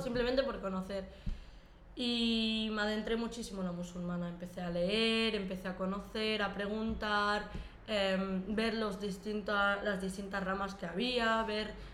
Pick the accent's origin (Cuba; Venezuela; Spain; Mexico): Spain; Lleida, Catalonia; moved away as an adult; also born or lived in Morocco; a los cuatro años llegué aquí a España, en un pueblecito de, de Lleida. Y allí crecí prácticamente toda mi vida